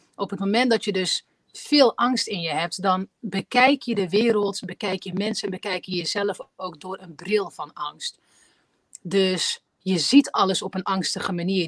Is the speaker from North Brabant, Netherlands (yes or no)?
yes; 's-Hertogenbosch, North Brabant, Netherlands; ik ben eh, in Nederland geboren, ik ben in Den Bosch geboren